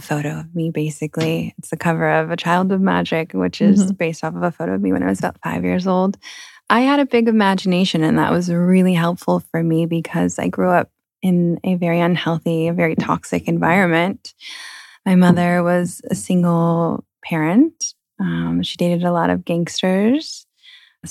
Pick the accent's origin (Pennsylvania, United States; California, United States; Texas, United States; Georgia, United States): California, United States; Moreno Valley; also born or lived in Hemet, California; I grew up in Moreno Valley in the beginning of my childhood